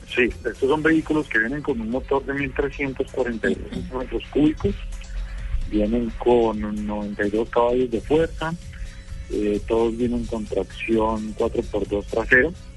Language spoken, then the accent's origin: Spanish; Colombia